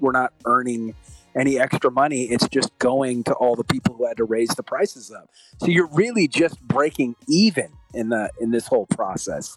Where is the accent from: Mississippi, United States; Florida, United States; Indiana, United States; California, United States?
California, United States; we're from California